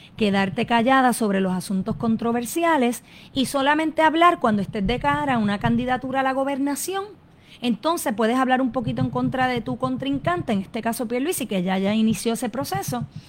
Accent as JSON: {"language": "Spanish", "country": "Puerto Rico", "said": "lo que somos como pueblo puertorriqueño"}